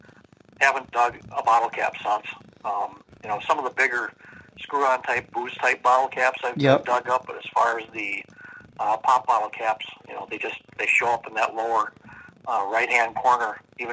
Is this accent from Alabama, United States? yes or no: no; Minneapolis, Minnesota, United States; also born or lived in Oakdale, Minnesota; I'm from South Minneapolis.